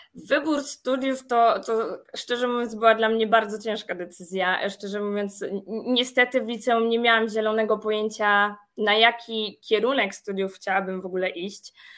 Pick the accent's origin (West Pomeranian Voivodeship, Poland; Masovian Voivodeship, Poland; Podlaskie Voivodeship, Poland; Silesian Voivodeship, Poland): Masovian Voivodeship, Poland; Przasnysz; moved away as an adult; now in Warsaw, Poland; Pochodzę z niewielkiej miejscowości Przasnysz, natomiast już prawie od 9 lat mieszkam na stałe w Warszawie